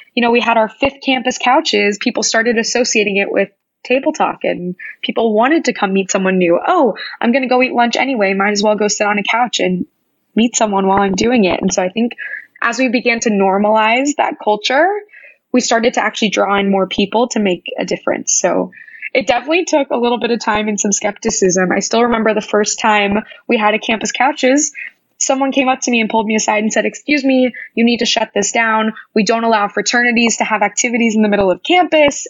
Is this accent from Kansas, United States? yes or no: yes; Wichita, Kansas, United States; moved away as an adult; growing up in Wichita